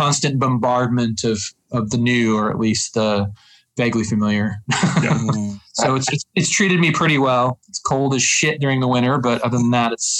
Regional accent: Reno, Nevada, United States; born or raised there; moved away as an adult; also born or lived in Chicago, United States; now in Minneapolis, United States

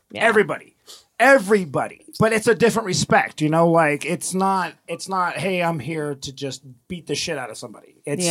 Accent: Reno, Nevada, United States; growing up in Reno

